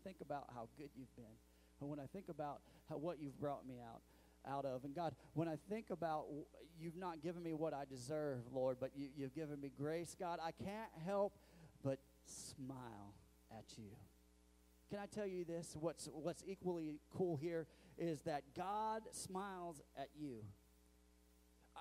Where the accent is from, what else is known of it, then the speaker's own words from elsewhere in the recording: Missouri, United States; I'm from Missouri